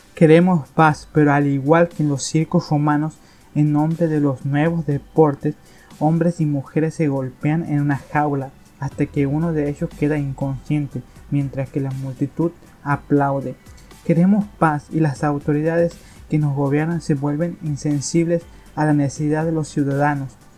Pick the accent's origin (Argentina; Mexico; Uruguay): Argentina; aquí en mi país se está dando en Argentina